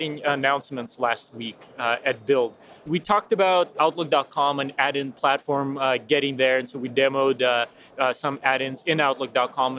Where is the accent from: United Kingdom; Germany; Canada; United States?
United States; New York; moved away; I'm from New York originally, so I got to see my family